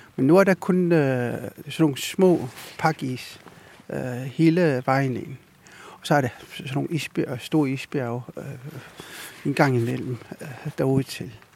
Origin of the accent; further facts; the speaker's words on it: Ilulissat, Avannaata, Greenland; jeg kommer fra Ilulissat, født og opvokset i Ilulissat